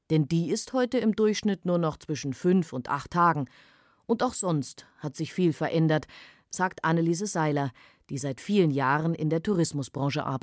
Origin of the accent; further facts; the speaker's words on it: Wuppertal, North Rhine-Westphalia, Germany; Ich bin aus Wuppertal